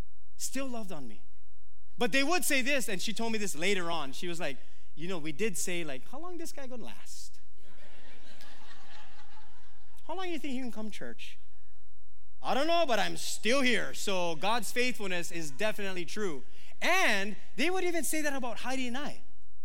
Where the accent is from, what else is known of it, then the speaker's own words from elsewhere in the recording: Philippines; I mean, I'm Filipino, but back then I was like Filipino.